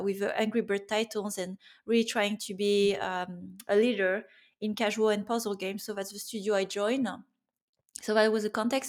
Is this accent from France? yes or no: yes; France; moved away as an adult; also born or lived in Germany / Finland; growing up in France